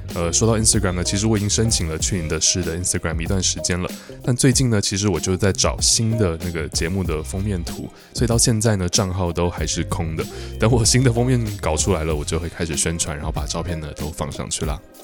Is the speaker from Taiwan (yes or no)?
yes; Taiwan; 我记得我小时候在台湾